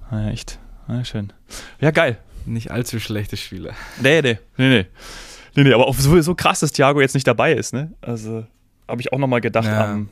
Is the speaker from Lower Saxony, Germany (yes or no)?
no; Munich, Bavaria, Germany; weil ich ja dann doch des Öfteren als Münchner in der Allianz Arena